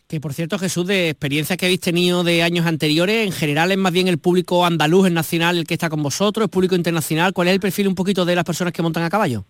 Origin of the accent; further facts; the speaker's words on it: Argentina; Soy argentina